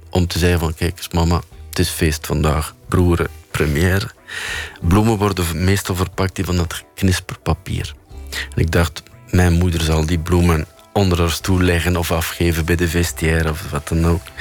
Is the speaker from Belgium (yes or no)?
yes; Flanders, Belgium; En bij ons in Vlaanderen staat het in de krant... vijf regels.